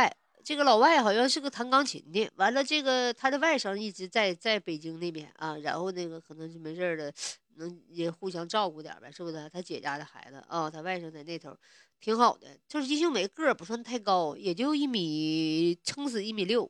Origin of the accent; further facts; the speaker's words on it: Northeast China, China; 就是我们东北这边一般来讲就是肾比好，因为总吃黄豆嘛，头发好。所以说，我认为哈，这首歌真的代表着东北的特色啊，也代表我们北方人啊，对不对？